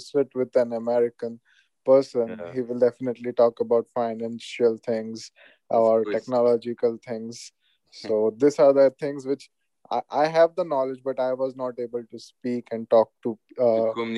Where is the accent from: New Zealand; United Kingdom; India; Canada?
India; moved away as an adult; now in United States; I'm from India.